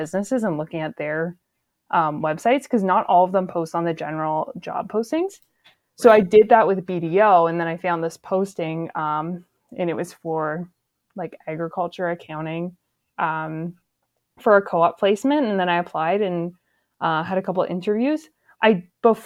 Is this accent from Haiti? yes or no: no; Grey County, Ontario, Canada; So I'm from Gray County. So I was like looking at job postings just in my hometown